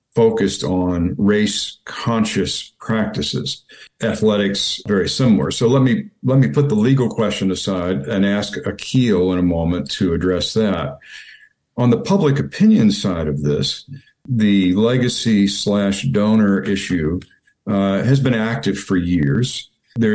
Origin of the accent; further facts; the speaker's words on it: Kentucky, United States; moved away as an adult; I came to Yale from Kentucky